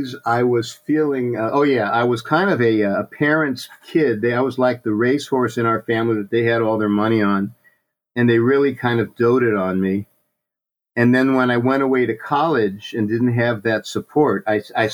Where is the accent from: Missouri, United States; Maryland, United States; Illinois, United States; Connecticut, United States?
Missouri, United States; St. Louis; moved away as an adult; also born or lived in New York City; now in San Francisco Bay Area, United States; my family moved to St. Louis, Missouri when I was about 3, and I grew up there in a suburb of St. Louis